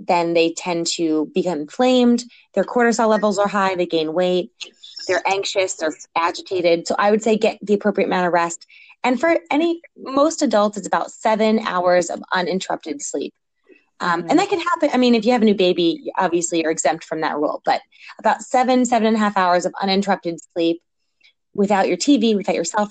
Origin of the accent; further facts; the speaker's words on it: New York, United States; moved away as an adult; also born or lived in Philadelphia; I grew up in New York